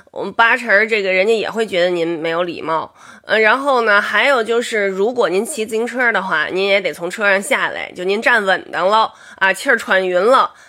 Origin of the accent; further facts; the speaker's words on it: Beijing, China; 我是北京人